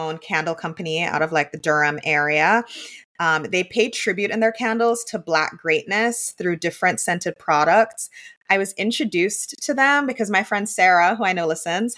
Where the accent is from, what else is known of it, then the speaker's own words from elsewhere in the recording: Jamaica; moved away; also born or lived in New York City; I'm from Jamaica. I didn't grow up on like PB&Js